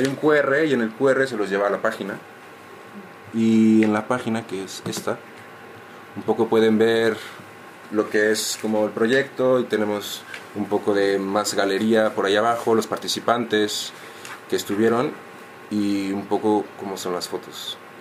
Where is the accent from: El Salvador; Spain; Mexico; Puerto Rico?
Mexico; moved away; yo vengo de México